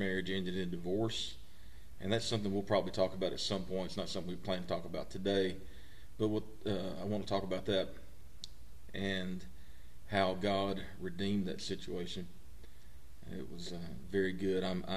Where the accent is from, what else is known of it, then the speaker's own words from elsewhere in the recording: Mississippi, United States; I'm also from Mississippi